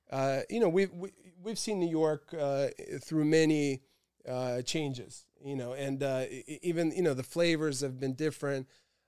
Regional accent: Rangoon, Yangon Region, Myanmar; also born or lived in Bangkok, Thailand / Moscow, Russia; I grew up in Rangoon, Burma, and spent time in Bangkok, Thailand. And then, of course, my family always had a home in Moscow. This is where I went to high school.

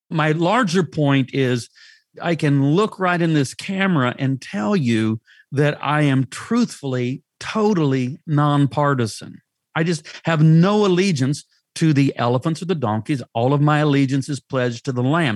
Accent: United States; I'm an American. I have an American passport.

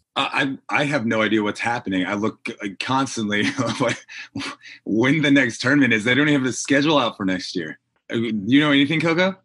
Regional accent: Florida, United States; I grew up in Florida

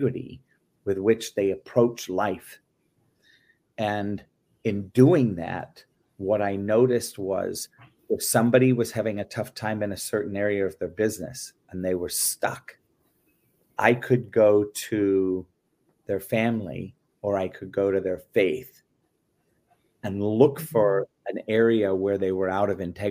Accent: England, United Kingdom; moved away; also born or lived in Belgium / France; I grew up in England, was born and raised in England.

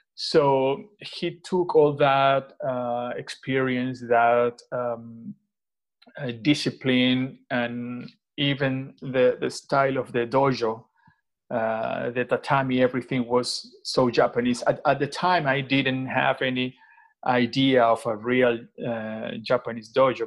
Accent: Venezuela; now in Madrid, Spain; I am from Venezuela, uh, actually, uh, currently based in Madrid since 2014.

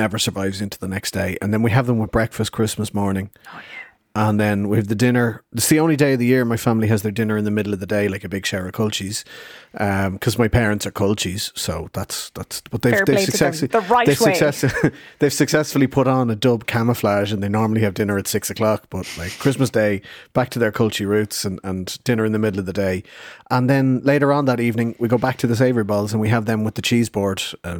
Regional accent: Madrid, Community of Madrid, Spain; born there; I was born here in Madrid.

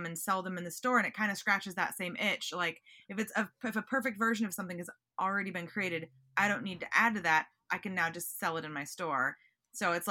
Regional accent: Seattle, Washington, United States; now in Los Angeles, United States; I'm from Seattle

